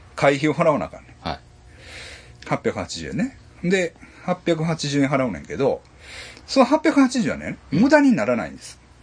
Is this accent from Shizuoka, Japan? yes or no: no; Ashiya, Hyogo, Japan; うちの実家